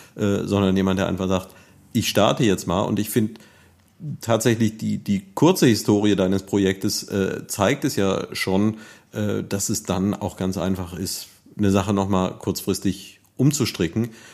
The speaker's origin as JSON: {"language": "German", "town": "Neuwied", "region": "Rhineland-Palatinate", "country": "Germany", "tie": "born or raised there", "said": "ich bin ja hier in Neuwied aufgewachsen"}